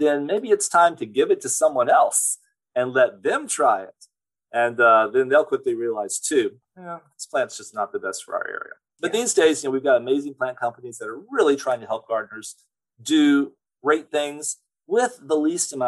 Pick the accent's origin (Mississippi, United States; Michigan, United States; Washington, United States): Mississippi, United States; moved away; also born or lived in California; I grew up in Mississippi